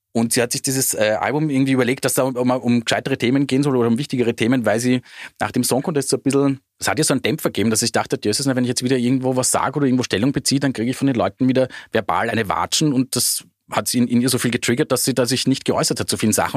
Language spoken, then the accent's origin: German; Austria; bei uns in Österreich hatten sie nur diesen einzigen Nummer eins Hit